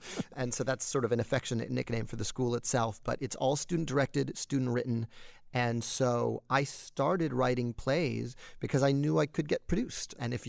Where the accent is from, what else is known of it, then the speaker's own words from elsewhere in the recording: New York City, New York, United States; I was born at Roosevelt Hospital in Manhattan, New York, and I was raised in Upper Manhattan